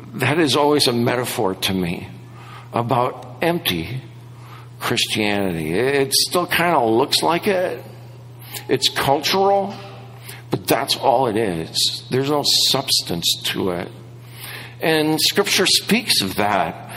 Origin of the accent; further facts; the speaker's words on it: Wisconsin, United States; moved away; I grew up in Wisconsin